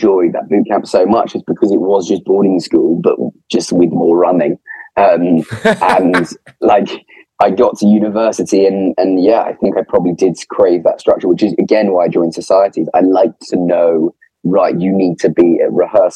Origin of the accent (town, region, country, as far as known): England, United Kingdom; accent: Posh